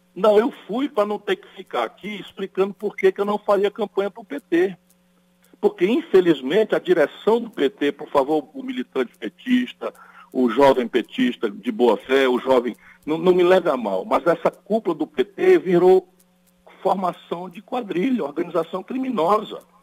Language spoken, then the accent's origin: Portuguese; Ceará, Brazil; eu, eu venho do Nordeste